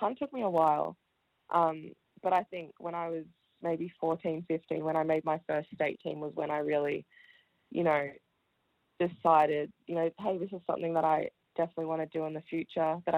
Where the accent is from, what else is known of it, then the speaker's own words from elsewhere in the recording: Melbourne, Victoria, Australia; also born or lived in Wellington, New Zealand; I was born in New Zealand, Wellington. And my family and I moved to Australia, to Melbourne, when I was 5. So I started primary school at Oak Park Primary School